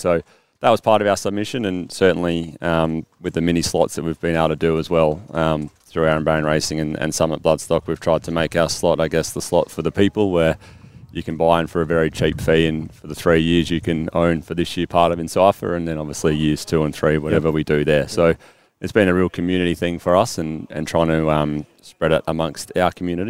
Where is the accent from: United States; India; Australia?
Australia; South Australia; myself and Aaron being South Australian.